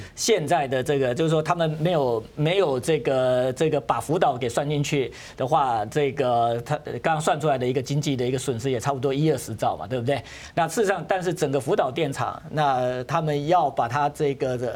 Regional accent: Taiwan; 我们台湾人怕

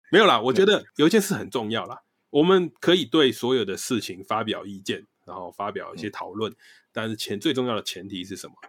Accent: Taiwan; 我们本来就是来自台湾

